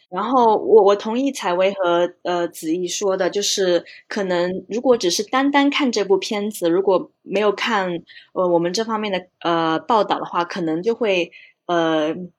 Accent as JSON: {"language": "Chinese", "country": "China", "tie": "born or raised there", "said": "即使像我们可能在国内长大"}